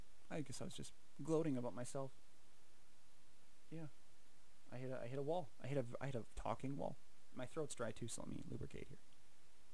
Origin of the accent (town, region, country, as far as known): Canada